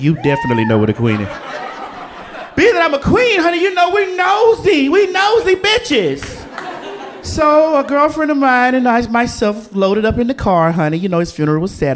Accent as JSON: {"language": "English", "region": "the South", "country": "United States"}